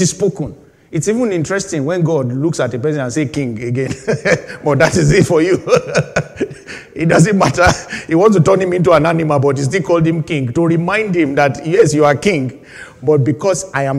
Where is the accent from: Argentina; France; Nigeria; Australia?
Nigeria; moved away as an adult; now in United Kingdom; I just left Nigeria at that time, about 5 years